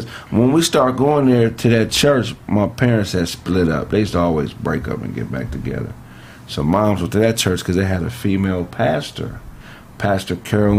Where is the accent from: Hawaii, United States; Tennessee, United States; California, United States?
California, United States; Pasadena; I'm from Pasadena.